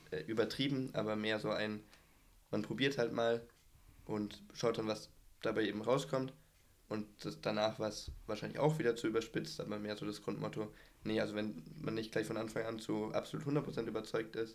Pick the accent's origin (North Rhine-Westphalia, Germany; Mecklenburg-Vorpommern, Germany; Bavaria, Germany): Bavaria, Germany; Erlangen; now in Bayreuth, Germany; Ich bin 19, komme aus Erlangen, aber wohne im Moment in Bayreuth.